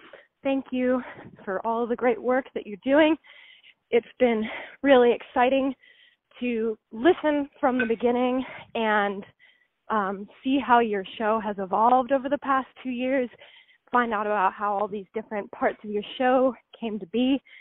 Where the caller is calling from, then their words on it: Corvallis, Oregon, United States; I'm calling from Corvallis, Oregon, home of the Oregon State University Beavers.